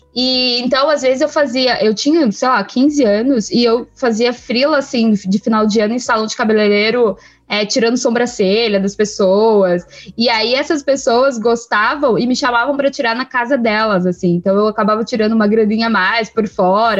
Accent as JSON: {"language": "Portuguese", "region": "São Paulo", "country": "Brazil", "said": "Eu vim da, da Zona Leste de São Paulo. Eu acredito que seja assim, o último bairro da Zona Leste, que é Itaim Paulista"}